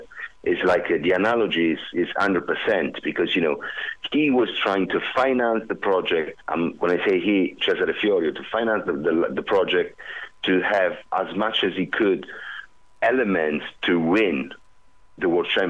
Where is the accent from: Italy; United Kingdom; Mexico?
Italy; Southern Italy; English is a second language; because I'm Italian from the South, and because I'm like this